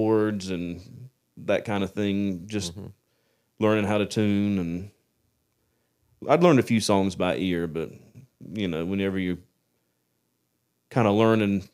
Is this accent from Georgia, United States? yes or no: yes; Waresboro, Georgia, United States; I'm from Wasbur.